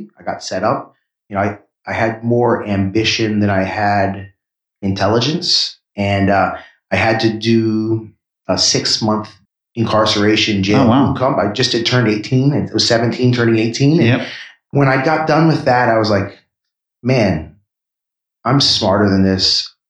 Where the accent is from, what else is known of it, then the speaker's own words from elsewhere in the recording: Washington, District of Columbia, United States; also born or lived in New York City; I grew up in Washington, D.C. in New York City. But Philadelphia was the town where I spent the most time as a mid-20s person.